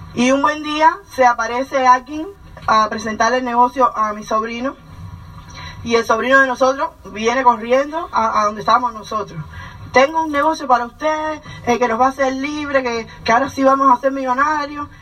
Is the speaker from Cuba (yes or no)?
yes; Cuba; moved away as an adult; nosotros somos cubanos, como ya conocen. Llevamos ya once años en este país